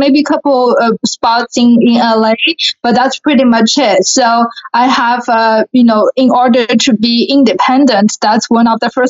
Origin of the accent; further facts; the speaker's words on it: Shanghai, China; first language Mandarin Chinese; English is a second language; moved away as an adult; also born or lived in San Diego, California; now in Houston, United States; So I'm from Shanghai, China, where I was born and raised.